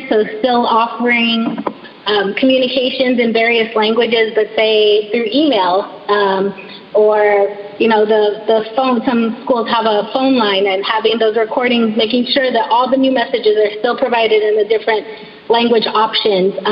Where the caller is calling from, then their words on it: California, United States; I live in California, so I'm speaking from California.